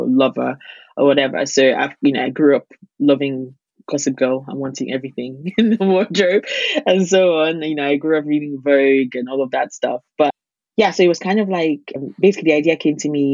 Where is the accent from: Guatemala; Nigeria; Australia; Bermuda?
Nigeria; as a Nigerian